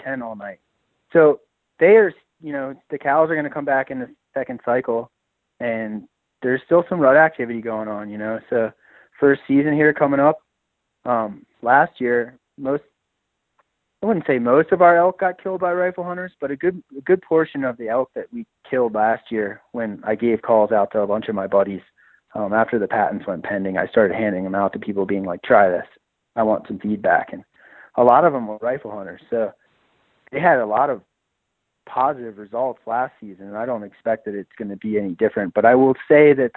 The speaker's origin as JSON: {"language": "English", "region": "Maryland", "country": "United States", "tie": "born or raised there", "moved": "yes", "said": "I grew up in Maryland"}